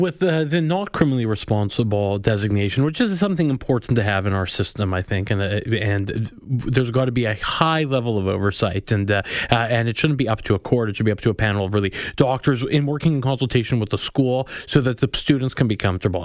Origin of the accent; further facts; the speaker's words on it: Winnipeg, Manitoba, Canada; I'm from Winnipeg.